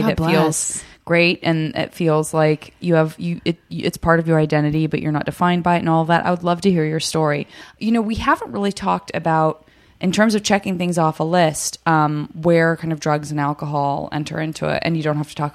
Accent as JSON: {"language": "English", "town": "Tucson", "region": "Arizona", "country": "United States", "said": "I'm from Tucson"}